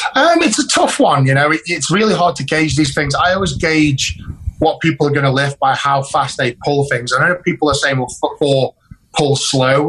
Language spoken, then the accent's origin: English; United Kingdom; it was done in my home country